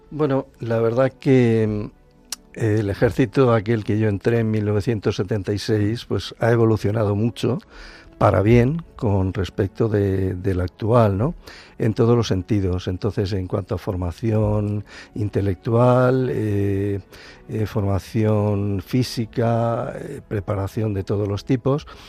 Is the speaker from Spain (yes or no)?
yes; Alicante, Valencian Community, Spain; yo soy alicantino de nacimiento